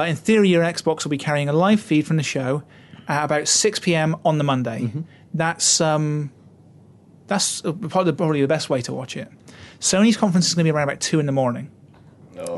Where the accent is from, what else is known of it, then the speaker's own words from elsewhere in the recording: United Kingdom; I'm a Brit.